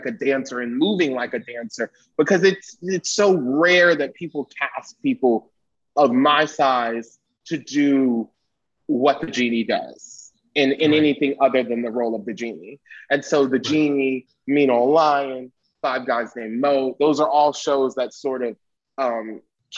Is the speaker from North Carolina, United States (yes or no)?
yes; Winston-Salem, North Carolina, United States; I'm in North Carolina, growing up in Winston-Salem.